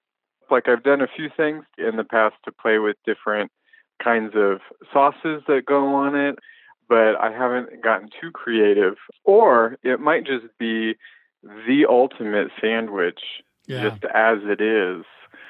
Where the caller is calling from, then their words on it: Burbank, California, United States; Burbank, California.